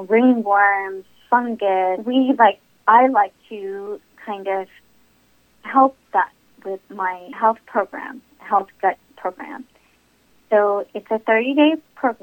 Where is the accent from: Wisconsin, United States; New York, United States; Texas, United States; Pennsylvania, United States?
Texas, United States; I was born in Texas, but I have Indian parents from India